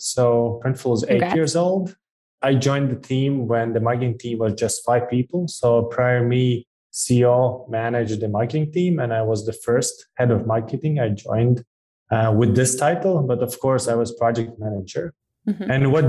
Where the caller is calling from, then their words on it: Riga, Latvia; I'm calling from Europe, from a pretty small country, Riga, Latvia. So less than 2 million citizens, population.